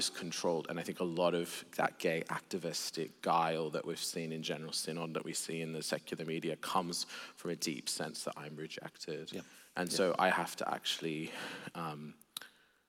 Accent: Sydney, New South Wales, Australia; I grew up in an agnostic atheist home in Sydney, Australia

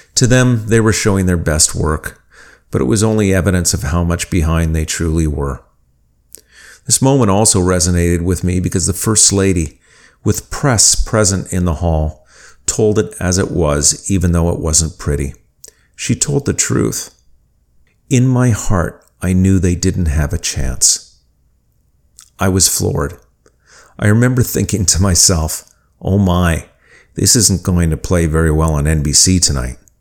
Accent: Winnipeg, Manitoba, Canada; When I was a teenager growing up in Winnipeg, I played football and team handball

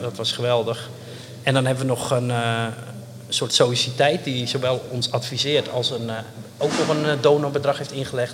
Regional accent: Enkhuizen, North Holland, Netherlands; moved away; also born or lived in Brussels; We zijn opgegroeid in Enkhuizen

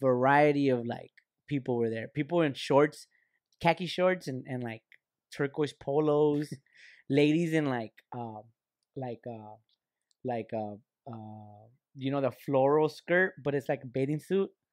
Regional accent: Lynwood, California, United States; we're just kids from the fucking Linwood

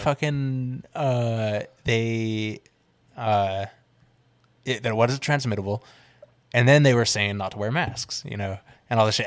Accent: the Bay Area, California, United States; growing up in the Bay, like riding Bart and shit like

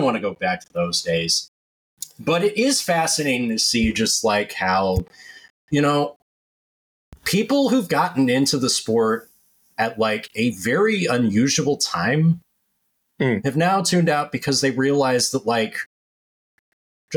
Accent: United States; also born or lived in Connecticut; as the American in this panel

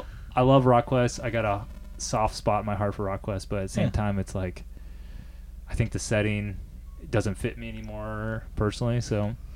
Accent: Cincinnati, Ohio, United States; I'm from Cincinnati, obviously.

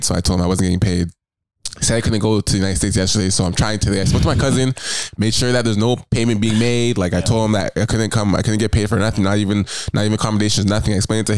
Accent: Toronto, Ontario, Canada; Toronto, this is my home city, like my hometown

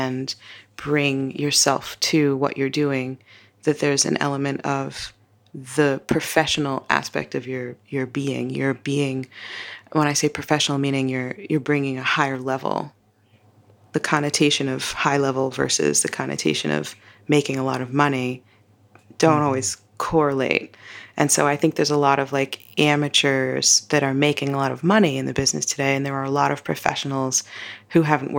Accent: Brooklyn, New York, United States; I'm from Brooklyn, New York.

